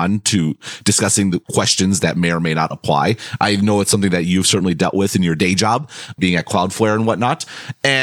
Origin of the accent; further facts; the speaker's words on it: United States; moved away as an adult; I was born and raised in America, so I'm going to have an American point of view